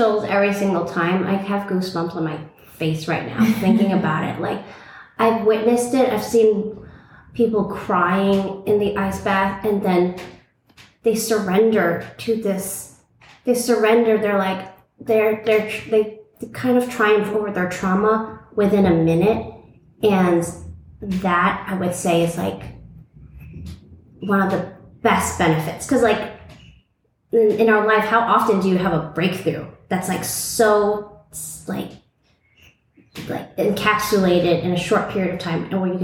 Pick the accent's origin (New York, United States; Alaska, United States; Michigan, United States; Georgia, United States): New York, United States; New York City; moved away as an adult; now in Tulum, Mexico; I was born and raised in Brooklyn, New York, and I thought I would be there forever